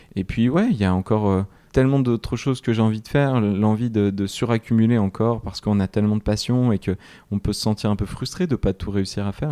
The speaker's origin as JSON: {"language": "French", "town": "Grenoble", "region": "Auvergne-Rhône-Alpes", "country": "France", "said": "Je suis grenoblois"}